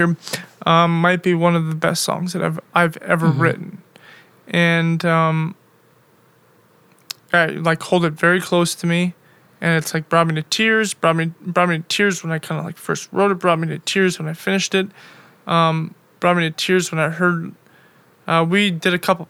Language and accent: English; Bismarck, North Dakota, United States; moved away as an adult; also born or lived in Milwaukee / Chicago / Europe; originally I am from North Dakota.